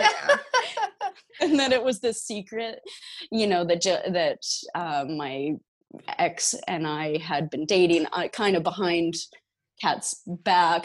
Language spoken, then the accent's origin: English; Abbey, Saskatchewan, Canada; I originate from Saskatchewan in Canada uh, from a small town called Abbey, and I'm a oh, farm girl